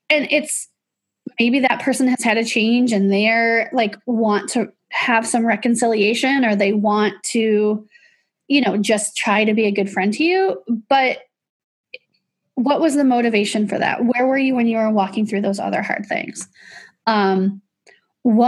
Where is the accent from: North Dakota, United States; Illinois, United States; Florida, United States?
Illinois, United States; I grew up in Illinois